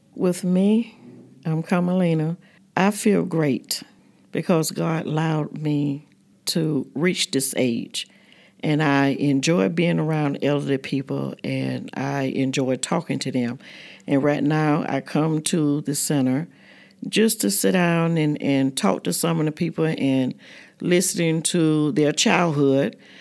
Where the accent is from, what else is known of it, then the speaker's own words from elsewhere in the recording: Fort Pierce, Florida, United States; moved away as an adult; also born or lived in Maysville, South Carolina; My family moved to Florida, Fort Pierce, when I was about three years old. So I went to school there in Fort Pierce.